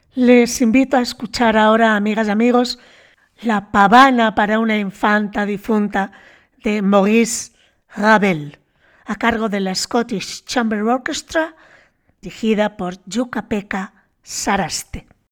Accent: Bilbao, Basque Country, Spain; como bilbaína que soy

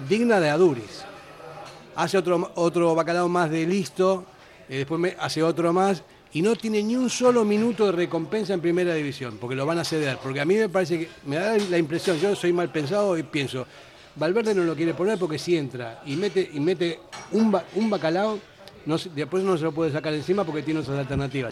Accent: Buenos Aires, Argentina; moved away as an adult; now in Basque Country, Spain; yo no soy vasco, soy argentino

